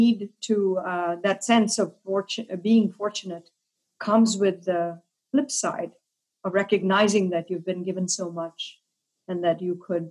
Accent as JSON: {"language": "English", "country": "India", "tie": "born or raised there", "also_born_or_lived": "Kolkata, West Bengal / Delhi", "moved": "as an adult", "said": "I grew up in India. I'm an immigrant. I came here to go to graduate school. So I grew up in Calcutta and Delhi"}